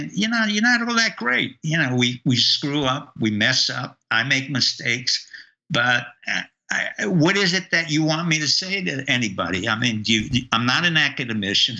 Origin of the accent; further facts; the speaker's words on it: New York, United States; I grew up in New York and I knew members of the mob